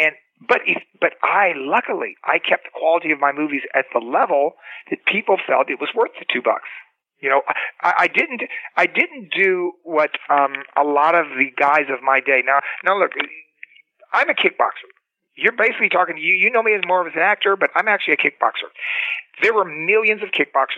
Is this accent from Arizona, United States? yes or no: no; Cocoa Beach, Florida, United States; moved away as an adult; also born or lived in Los Angeles; I was a kid from Cocoa Beach, Florida